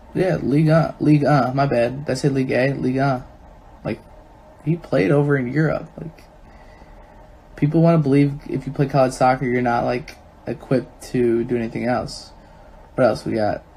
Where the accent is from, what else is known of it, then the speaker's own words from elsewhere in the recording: Chicago, Illinois, United States; because we're Chicagoans and Illinoisans. I think I'm always Chicagoan